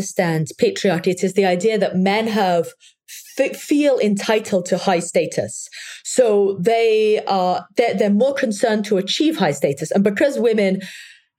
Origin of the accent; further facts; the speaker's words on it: England, United Kingdom; I come from England